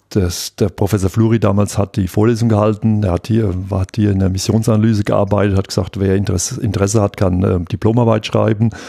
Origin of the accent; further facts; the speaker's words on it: Aschaffenburg, Bavaria, Germany; wenn hier in Darmstadt ähm, das Raumfahrtzentrum ist, ich komme aus Aschaffenburg